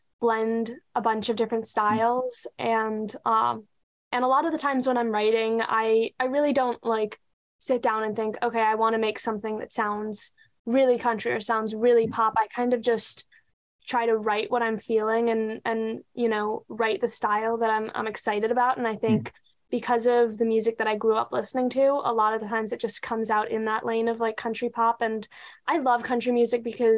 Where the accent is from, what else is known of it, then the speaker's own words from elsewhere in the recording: Pennsylvania, United States; now in Nashville, United States; I grew up in a part of Pennsylvania where, you know, there was like a lot of music around me